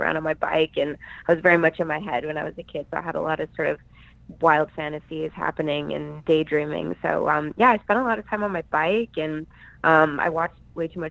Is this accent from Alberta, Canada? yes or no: yes; Calgary, Alberta, Canada; also born or lived in Vancouver; now in Los Angeles, United States; I grew up in Calgary, Alberta, Canada, Prairie Town. So I'm very Canadian